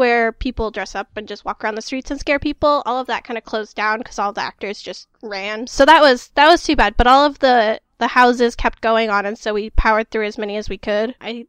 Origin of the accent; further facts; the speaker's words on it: Seattle, Washington, United States; I'm from Seattle, so I am accustomed to rain and all of that kind of stuff